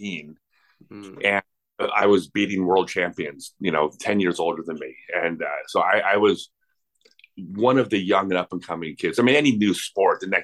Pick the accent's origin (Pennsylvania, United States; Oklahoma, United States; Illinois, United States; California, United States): California, United States; La Cañada Flintridge; I grew up in La Cañada, Flint Ridge.